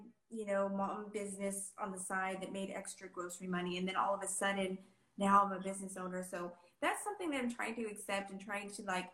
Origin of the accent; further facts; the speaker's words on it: Texas, United States; I'm Hispanic. I'm from Texas